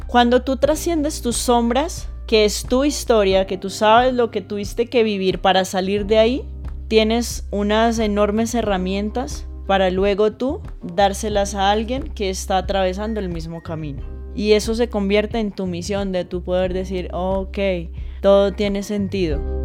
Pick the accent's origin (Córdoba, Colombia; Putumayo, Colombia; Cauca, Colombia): Putumayo, Colombia; moved away; also born or lived in Mocoa; Yo crecí en el campo, yo nací en, en la capital del Putumayo, que se llama Mocoa, pero crecí en el campo con mis abuelos